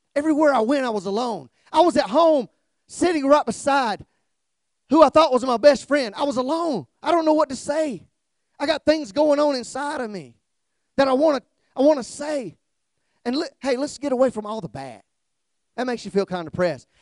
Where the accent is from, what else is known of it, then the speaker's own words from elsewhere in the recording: South Georgia, United States; now in Kihei, United States; I'm from South Georgia